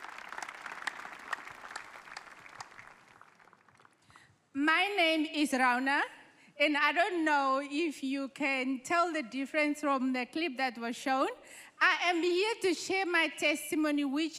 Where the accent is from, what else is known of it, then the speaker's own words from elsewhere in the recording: Namibia; I am from Namibia